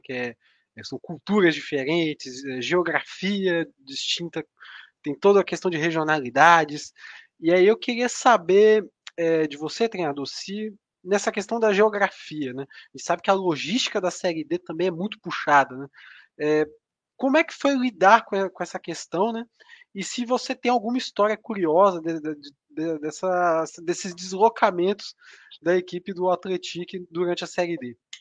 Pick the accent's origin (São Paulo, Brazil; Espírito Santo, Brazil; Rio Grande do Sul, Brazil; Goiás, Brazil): Espírito Santo, Brazil; Sou do Espírito Santo